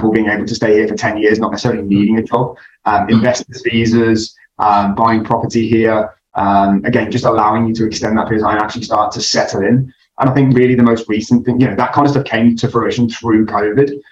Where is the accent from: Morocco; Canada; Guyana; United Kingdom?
United Kingdom; moved away as an adult; now in Dubai, United Arab Emirates; I'm originally from the country, for all intents and purposes, in the UK. I come from the very green hills of the Midlands in the UK